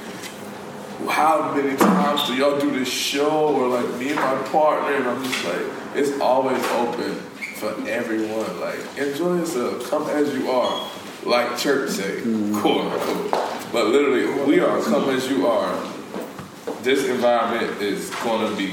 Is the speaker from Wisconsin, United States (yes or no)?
no; Charlotte, North Carolina, United States; We come from Charlotte, North Carolina.